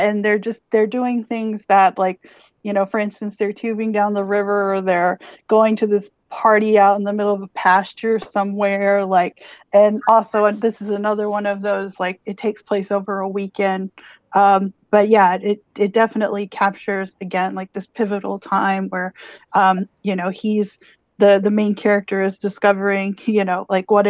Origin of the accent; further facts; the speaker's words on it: near Corpus Christi, Texas, United States; her hometown of Corpus is pretty close to my hometown